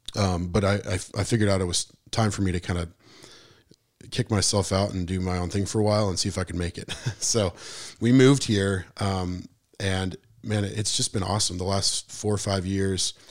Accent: Missoula, Montana, United States; moved away as an adult; now in Spring Hill, United States; I was born and raised in Missoula.

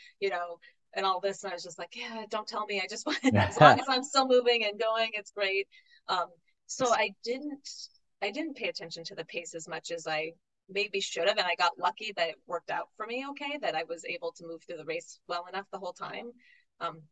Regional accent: New England, United States; I was from New England

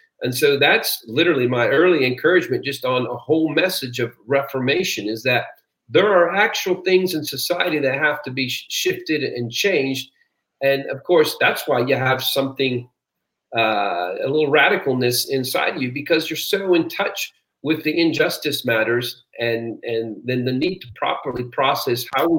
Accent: Peru; I was born and raised in Peru, South America.

